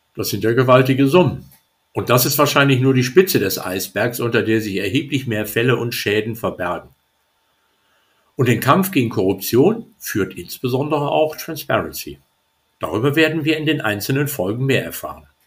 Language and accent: German; Hamburg, Germany; als Hamburger